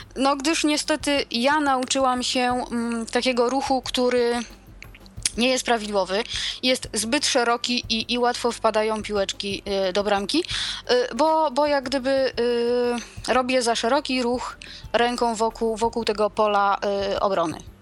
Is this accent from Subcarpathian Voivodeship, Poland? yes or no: yes; Przemyśl, Subcarpathian Voivodeship, Poland; u nas w Przemyślu